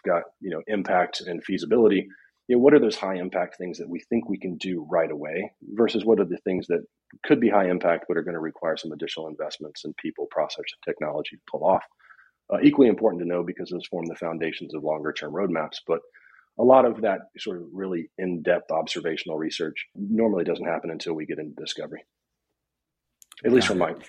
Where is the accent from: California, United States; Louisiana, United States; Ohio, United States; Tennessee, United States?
Tennessee, United States; Upper East; And also did grow up on a cattle farm and raised cattle in my younger years. Yeah, I was born and raised in Upper East Tennessee.